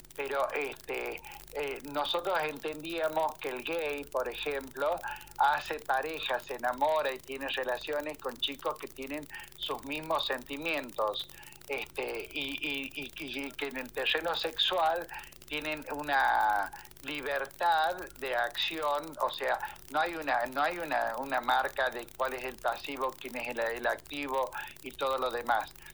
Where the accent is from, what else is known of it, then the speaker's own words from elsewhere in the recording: Ledesma, Jujuy, Argentina; also born or lived in Buenos Aires; tenía que volver a mi tierra, tenía que volver a mi pueblo